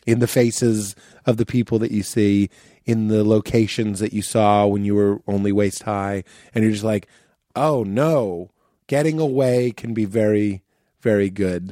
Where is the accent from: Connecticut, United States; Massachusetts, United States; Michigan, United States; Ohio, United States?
Massachusetts, United States; Boston; growing up in Boston